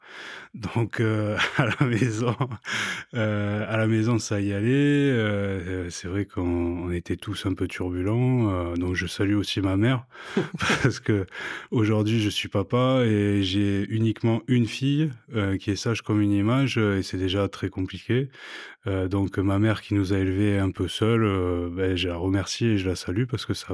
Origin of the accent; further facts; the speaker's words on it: Montpellier, Occitania, France; Ouais, t'as grandi où À Montpellier. Montpellier même À Montpellier même.